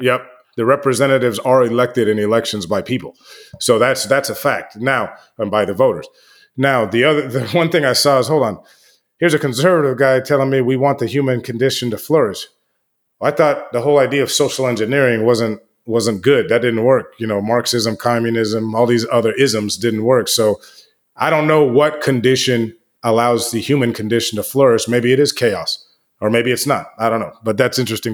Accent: United States; I'm American

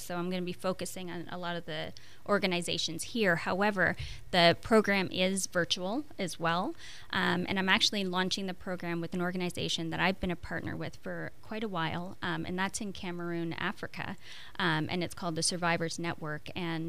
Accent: Quebec, Canada; first language French; English is a second language; So I'm from the French part of Canada, so I have, you know, je parle français.

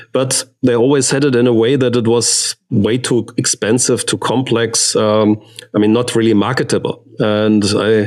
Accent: Stuttgart, Baden-Württemberg, Germany; English is a second language; I grew up in Stuttgart

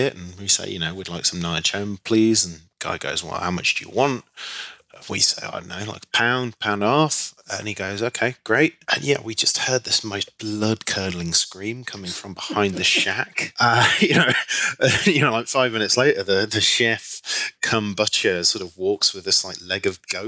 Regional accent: Leicester, East Midlands, United Kingdom; moved away as an adult; also born or lived in Nottingham / Nancy, France / East Africa; now in New York, United States; got into Leicester University, which is my hometown university

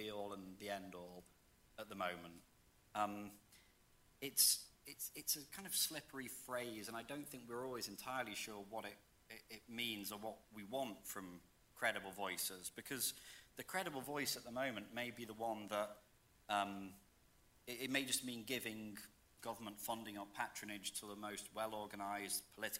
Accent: United Kingdom; moved away; I'm from the UK originally

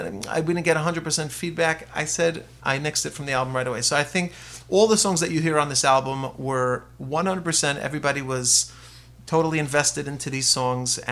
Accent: Lakewood, New Jersey, United States; I'm a guy from Lakewood, you know, I'm a Sephardi guy

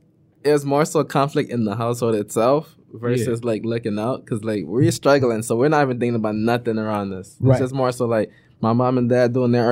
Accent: Florida, United States; also born or lived in Ivory Coast / Minneapolis, Minnesota; now in Detroit, United States; My mom relocates to Florida. So I stayed in Florida the most of my life. Oh, okay. I'm from Florida.

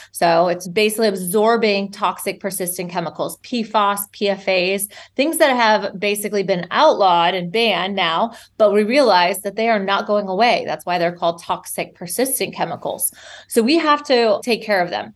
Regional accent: Minnesota, United States; moved away; I grew up in Minnesota, so landlocked

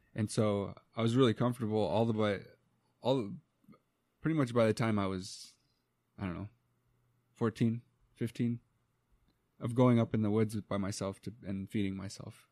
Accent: United States; first language English; we're from the United States

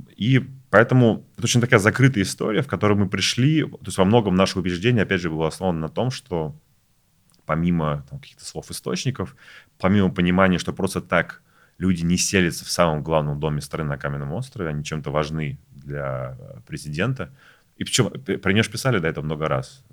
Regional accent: Saint Petersburg, Russia; moved away as an adult; now in Moscow, Russia; я вообще из Петербурга, приехал в Москву 4 года назад работать

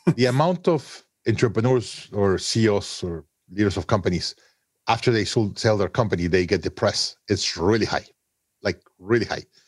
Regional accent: Mexico City, Mexico; moved away as an adult; also born or lived in Monterrey, Mexico; I was born in Monterrey, Mexico, grew up in Mexico City.

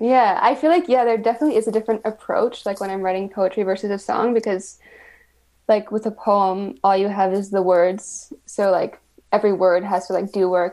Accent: Winnipeg, Manitoba, Canada; I grew up in Winnipeg

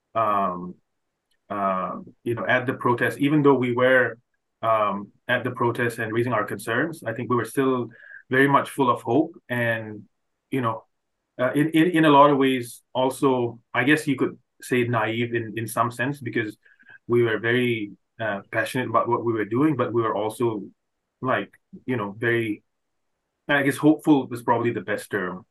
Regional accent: Manipur, India; now in Canada; growing up I I could have never imagined uh, the state like my home state Manipur

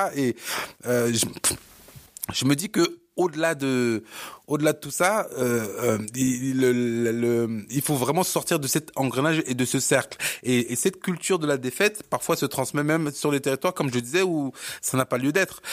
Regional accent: Cameroon; moved away; je suis camerounais

